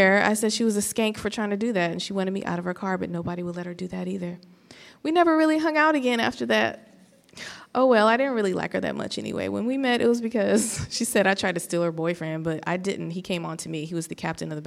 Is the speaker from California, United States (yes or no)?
yes; Los Angeles, California, United States; I am from Los Angeles